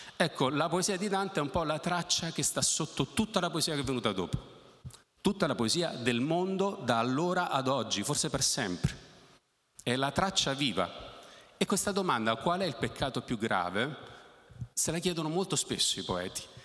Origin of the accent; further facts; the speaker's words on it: Naples, Campania, Italy; Io sono nato a Napoli